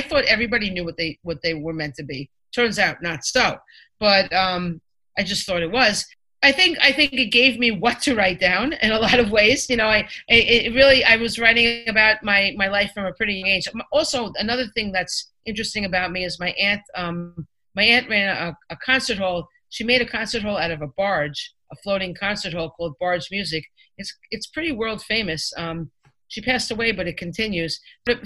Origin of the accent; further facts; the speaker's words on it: Five Towns, New York, United States; I grew up in the Five Towns, which is pretty wealthy